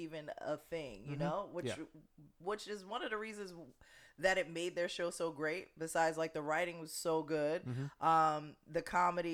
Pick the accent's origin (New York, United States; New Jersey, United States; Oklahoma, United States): New Jersey, United States; we're Jersey people